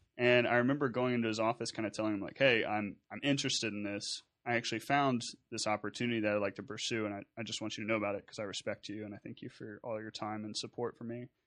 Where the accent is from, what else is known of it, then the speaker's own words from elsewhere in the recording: Nederland, Texas, United States; my background growing up in Southeast Texas and Nederland